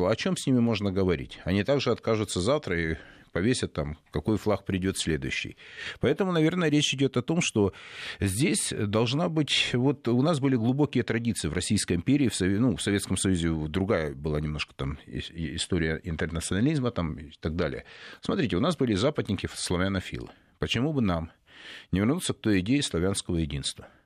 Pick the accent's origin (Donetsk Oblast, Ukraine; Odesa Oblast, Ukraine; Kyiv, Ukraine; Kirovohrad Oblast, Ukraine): Donetsk Oblast, Ukraine; Donetsk; ну, мы из Донецка, там на, другие люди маленько.